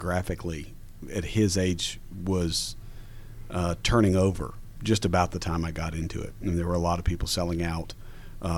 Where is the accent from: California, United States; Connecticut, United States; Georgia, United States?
Georgia, United States; Norcross; I was born and raised in Norcross